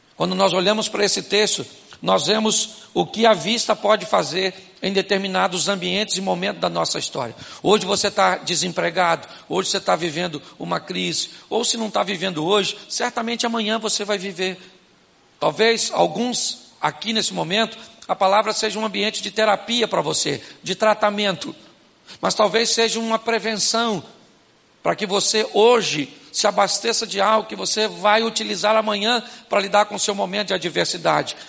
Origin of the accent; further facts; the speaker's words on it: Carioca, Baixada Fluminense, Rio de Janeiro, Brazil; Eu sou carioca, baixada